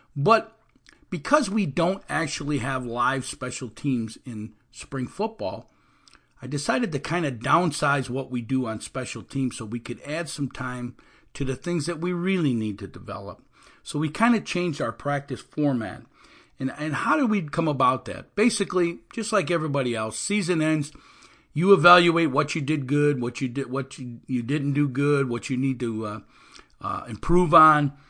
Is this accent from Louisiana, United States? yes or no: no; Illinois, United States; now in Orlando area, Florida, United States; I'm from Illinois originally